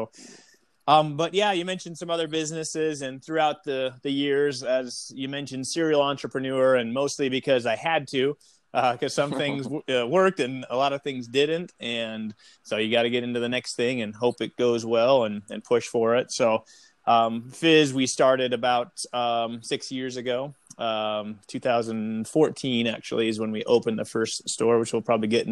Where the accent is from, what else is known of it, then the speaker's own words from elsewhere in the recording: Omaha, Nebraska, United States; moved away as an adult; now in Utah, United States; Born and raised in Omaha, Nebraska. Just a little bit outside of Omaha.